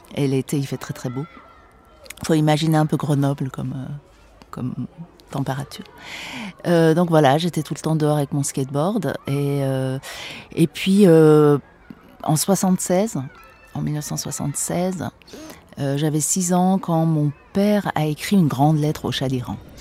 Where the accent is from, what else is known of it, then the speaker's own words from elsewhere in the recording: Tehran, Tehran Province, Iran; first language Persian; French is a second language; now in Paris, France; j'ai grandi, je suis née à Téhéran, donc j'ai grandi, euh, dans une ville, euh, d'Orient